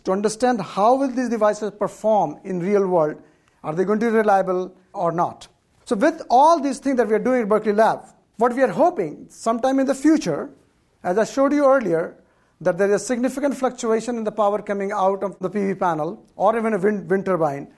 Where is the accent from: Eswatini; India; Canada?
India; now in California, United States; I, for part of my life, I grew up in India where there was hardly any electricity